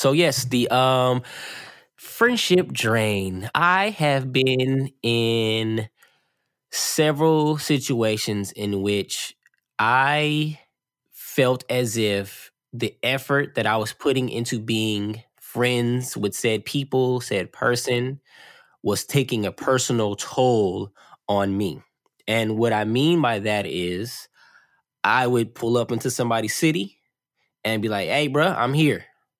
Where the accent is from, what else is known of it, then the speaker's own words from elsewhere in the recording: California, United States; also born or lived in Oakland / East St. Louis; I am from, you know, Southern California, but I say I'm from Oakland, but I'm originally born in East St. Louis.